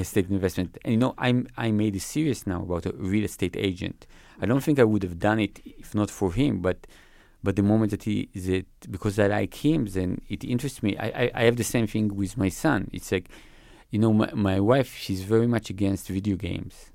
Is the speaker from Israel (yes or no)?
yes; Israel; I grew up in Israel